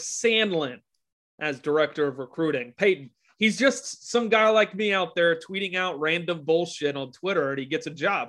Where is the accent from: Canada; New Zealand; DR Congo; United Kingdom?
Canada; Edmonton, Alberta; I'm from